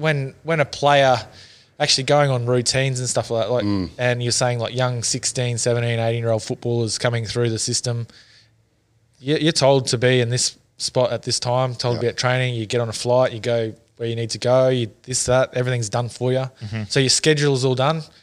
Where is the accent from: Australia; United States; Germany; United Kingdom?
Australia; Townsville, Queensland; I'm from Townsville